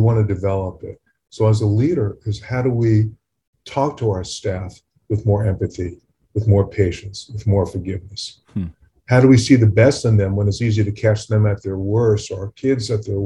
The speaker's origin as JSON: {"language": "English", "region": "California", "country": "United States", "said": "I'm from California"}